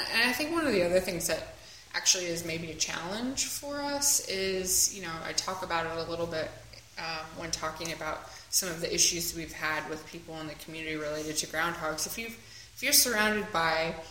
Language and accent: English; Nebraska, United States; now in Philadelphia, United States; I grew up in Nebraska